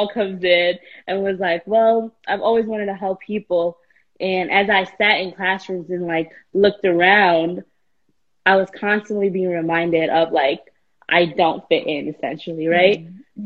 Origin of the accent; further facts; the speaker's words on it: New York City, New York, United States; at 16, when growing up in New York City, when I didn't have opportunities